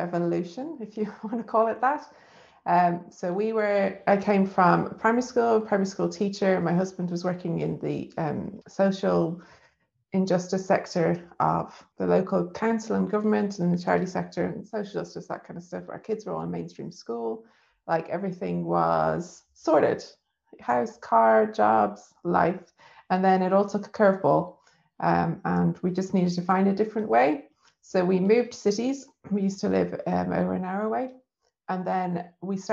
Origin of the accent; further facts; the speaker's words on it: Dublin, Leinster, Ireland; now in Leeds, United Kingdom; I'm from Dublin in Ireland.